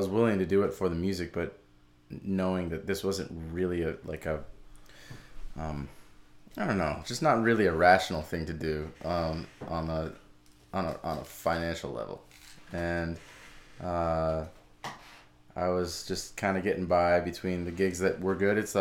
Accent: Boulder, Colorado, United States; moved away as an adult; also born or lived in New York City; now in New Orleans, United States; I'm from Boulder, Colorado, and I grew up there

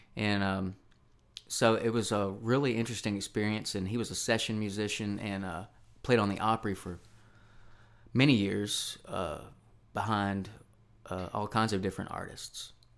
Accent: Charlotte, Tennessee, United States; also born or lived in Nashville, Tennessee; the town I grew up in is called Charlotte, Tennessee.

